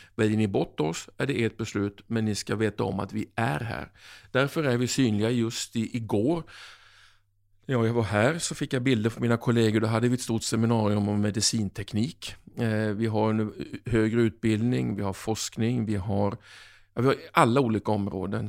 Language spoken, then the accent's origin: Swedish; Oskarshamn, Kalmar County, Sweden; moved away as an adult; now in South Africa; min hemkommun Oskarshamn